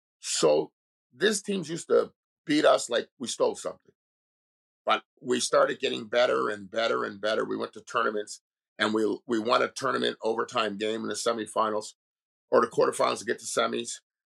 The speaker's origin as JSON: {"language": "English", "town": "Montreal", "region": "Quebec", "country": "Canada", "tie": "born or raised there", "said": "growing up in Montreal, and like I said, living in multicultural"}